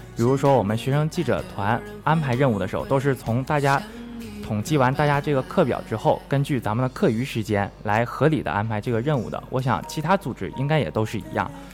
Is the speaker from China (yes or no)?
yes; Changchun, Jilin, China; moved away as an adult; now in Harbin, China; 我的家乡长春